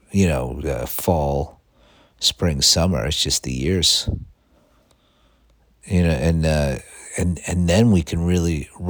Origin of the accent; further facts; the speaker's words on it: United States; I'm an American